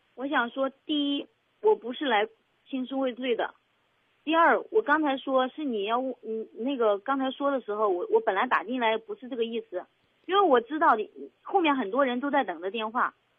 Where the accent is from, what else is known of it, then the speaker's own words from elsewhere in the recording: Henan, China; now in Zhengzhou, China; 当时他来的时候是为了我来到，来到河南郑州的，因为我是河南人